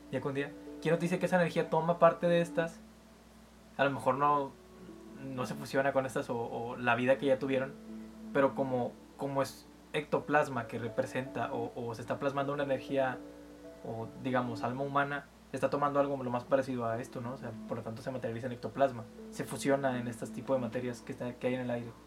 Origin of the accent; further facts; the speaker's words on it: Mexico; somos mexicanos, pero, pero no, no vivimos tanto el deporte como otras personas.